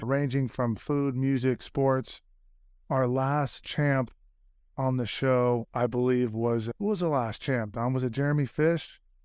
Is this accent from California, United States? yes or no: yes; San Francisco, California, United States; we grew up in Fisherman's Wharf. Our family had a restaurant, crab restaurant.